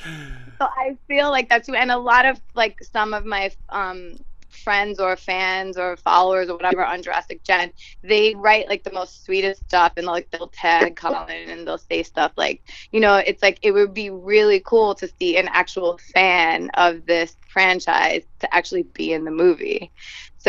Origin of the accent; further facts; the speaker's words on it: New York, United States; moved away as an adult; also born or lived in Los Angeles; I'm originally from New York